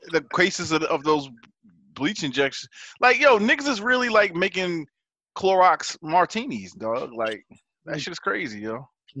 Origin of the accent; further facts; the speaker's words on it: Baltimore, Maryland, United States; I'm from Baltimore, nigga.